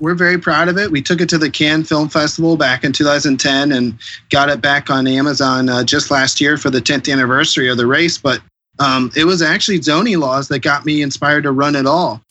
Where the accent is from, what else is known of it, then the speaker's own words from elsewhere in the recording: Bexley, Ohio, United States; also born or lived in Columbus, Ohio; my hometown here in Bexley